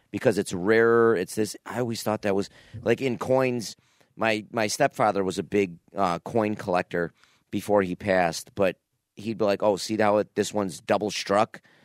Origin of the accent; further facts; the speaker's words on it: Niagara Falls, New York, United States; when I was a kid growing up in Niagara Falls, there was a store, I don't know, close to my house, Bases Loaded, was on Pine Avenue.